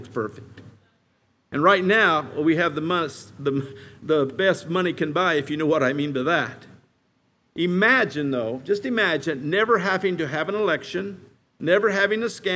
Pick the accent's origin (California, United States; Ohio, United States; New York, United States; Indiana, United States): Indiana, United States; also born or lived in Kentucky; now in Colorado, United States; I grew up in Indiana where it's flat as a pancake